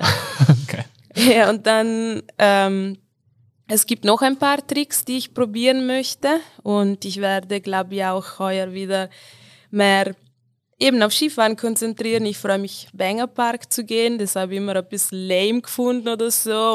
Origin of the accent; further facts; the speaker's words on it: South Tyrol, Trentino-Alto Adige, Italy; moved away as an adult; now in Tyrol, Austria; Ich komme aus Südtirol, äh, aus den Dolomiten, aber ich bin schon acht Jahre in Tirol mittlerweile